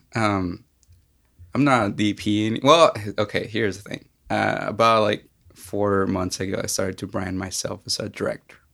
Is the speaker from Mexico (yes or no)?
yes; Mexico; now in Knoxville, United States; I'm originally from Mexico